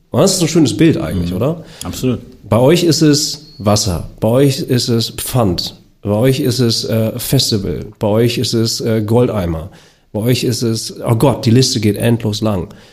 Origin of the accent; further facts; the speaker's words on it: Germany; ich bin ja auch in Deutschland geboren